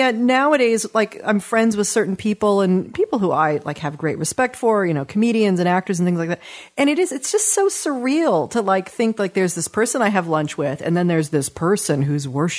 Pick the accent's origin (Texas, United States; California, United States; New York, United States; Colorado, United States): California, United States; Los Angeles; also born or lived in Westchester, Los Angeles; I grew up in the Palisades in Brentwood and went to Crossroads. I mean, I had the full on West Side Hollywood experience. And I live in Westchester now by LAX and have lived there now for 17 years.